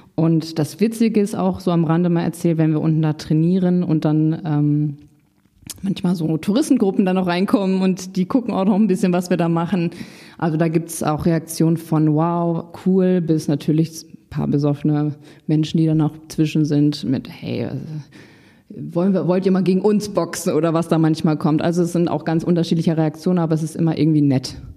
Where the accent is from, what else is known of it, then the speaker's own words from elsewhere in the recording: Paderborn, North Rhine-Westphalia, Germany; moved away as an adult; now in Hamburg, Germany; 2016 von Paderborn, meiner Heimat, nach Hamburg gezogen